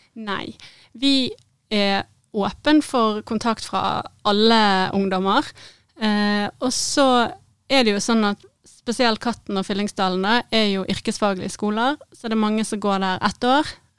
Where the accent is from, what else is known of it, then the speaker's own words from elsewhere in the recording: Bergen, Vestland, Norway; moved away as an adult; also born or lived in Syria / Middle East; jeg er født og oppvokst i Bergen